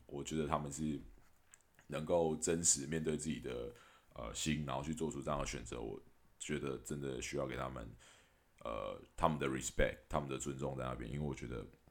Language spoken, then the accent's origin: Chinese; Taiwan; 我还是一直很感谢我身在台湾